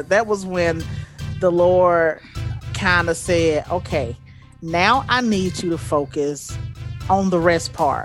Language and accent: English; Montgomery, Alabama, United States; moved away as an adult; now in Colorado, United States; I am originally from Montgomery, Alabama, but I keep saying that I've been in Colorado for about 16 years now.